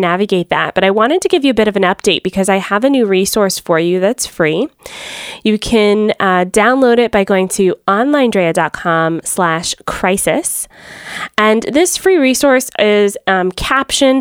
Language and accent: English; Atlanta, Georgia, United States; now in Fort Erie, Canada; I'm originally from Atlanta